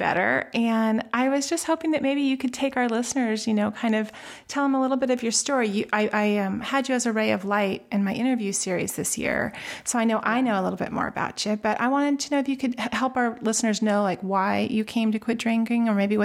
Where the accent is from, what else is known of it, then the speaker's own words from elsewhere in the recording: Alta Loma, California, United States; now in Northern California, United States; I lived in Altaloma, which is a little suburb over by Upland, Ontario, the base of Mount Baldy